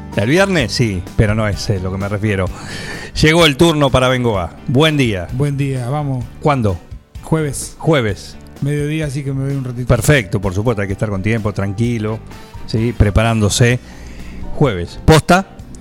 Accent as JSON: {"language": "Spanish", "region": "Buenos Aires", "country": "Argentina", "moved": "yes", "lives_now": "9 de Julio, Argentina", "said": "pero de origen. Claro. Yo soy de Villurca. De Villurquiza"}